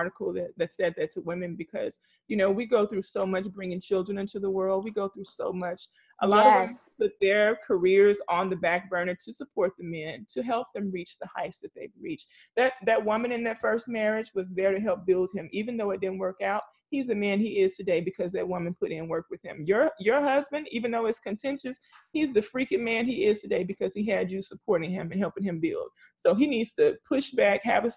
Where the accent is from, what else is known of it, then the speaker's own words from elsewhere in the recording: the South, United States; growing up in the South